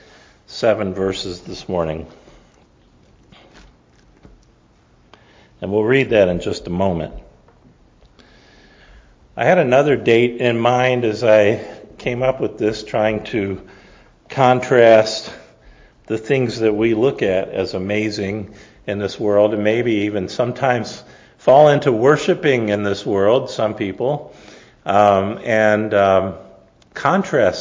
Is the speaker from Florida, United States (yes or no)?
yes; Tampa, Florida, United States; I grew up in Tampa